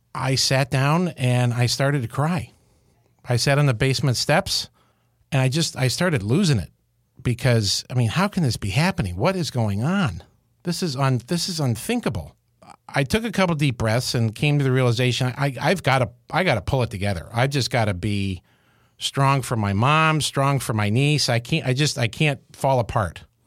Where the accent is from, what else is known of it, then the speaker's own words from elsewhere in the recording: Syracuse, New York, United States; I grew up in Syracuse, New York